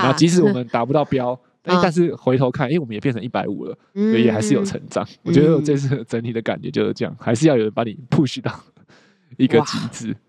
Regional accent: Taiwan; 但是像可能我们台湾人，我们的我们的考试就会说，我们的重点就是要去判断出那个分型

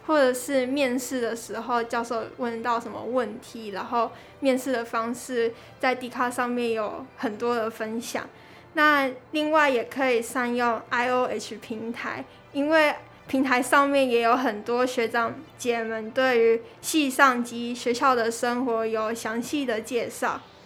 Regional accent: Kaohsiung, Taiwan; 我是土生土长的高雄人

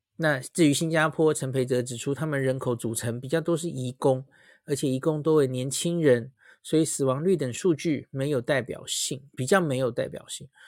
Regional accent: Taiwan; 我们台湾人

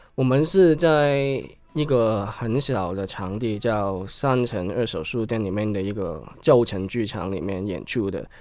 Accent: Hong Kong; accent: Hong Kong; Chinese is a second language; moved away as an adult; now in Taiwan; 因为感觉可能我们是香港人

